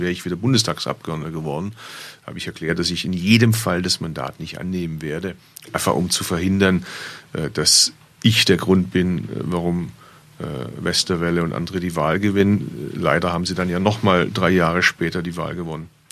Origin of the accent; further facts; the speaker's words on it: Bad Urach, Baden-Württemberg, Germany; moved away; also born or lived in Berlin; Ich kann theoretisch von Berlin mit dem Zug in meine Geburtsstadt fahren. Und der hält sogar gar nicht so weit weg von da, wo meine Eltern heute noch wohnen, im schwäbischen Bad Urach